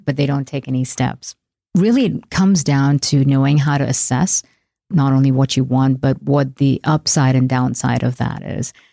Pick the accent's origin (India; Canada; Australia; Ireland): India; moved away as an adult; now in United States; I left my hometown in India and took a one-way flight to America